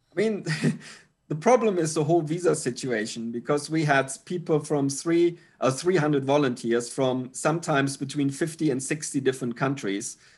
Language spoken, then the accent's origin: English; Germany; moved away as an adult; now in Pattaya, Thailand; Steffi and I, we are originally from Germany, uh, but actually haven't lived in Germany now for, I think, more than twenty-two years